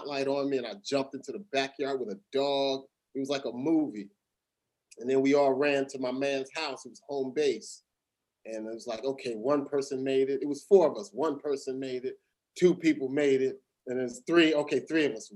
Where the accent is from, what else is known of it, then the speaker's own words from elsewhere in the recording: Perth Amboy, New Jersey, United States; also born or lived in Elizabeth, New Jersey / Linden, New Jersey; my hometown, Perth Amboy